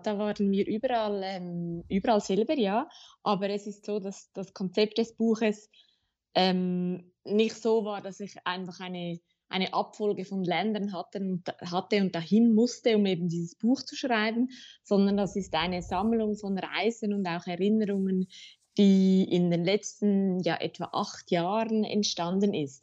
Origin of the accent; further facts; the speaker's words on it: Zurich, Switzerland; Ich bin in Zürich geboren und aufgewachsen und ähm, ich lebe auch heute noch hier